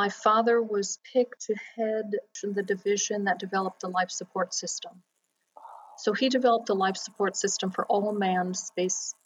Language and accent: English; Florida, United States; I grew up in Florida.